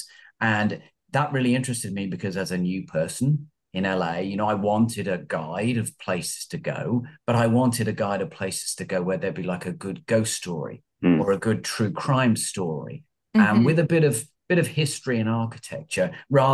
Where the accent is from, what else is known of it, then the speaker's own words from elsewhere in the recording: United Kingdom; moved away as an adult; now in Los Angeles, United States; I'm not American. I'm from England originally, from North London, about 50 miles outside London. But I have been here in Los Angeles for about 15 years. Mm. 20 years, in fact.